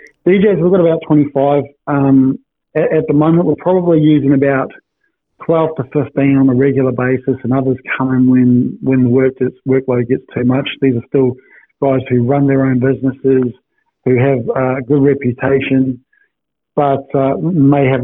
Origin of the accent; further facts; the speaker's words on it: New Zealand; now in Perth, Australia; I'm a Kiwi boy